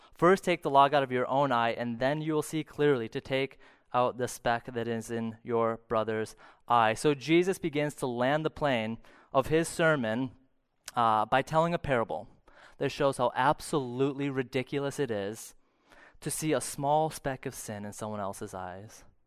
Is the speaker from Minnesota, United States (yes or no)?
yes; St. Cloud, Minnesota, United States; I grew up in Saint Cloud